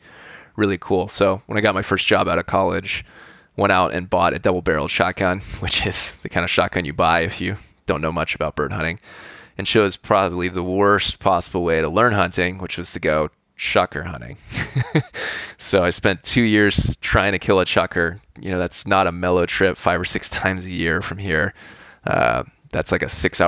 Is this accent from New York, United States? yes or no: no; California, United States; I grew up here in California in a pretty suburban setting